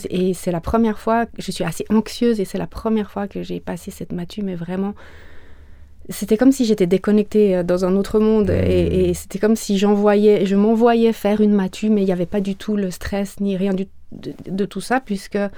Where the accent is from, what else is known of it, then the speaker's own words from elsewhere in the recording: Greece; born there; Je viens d'une fratrie de quatre enfants. Je suis née en Grèce.